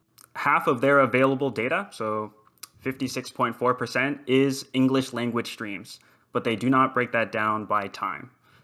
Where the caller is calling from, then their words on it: Fort Worth, Texas, United States; Fort Worth, Texas.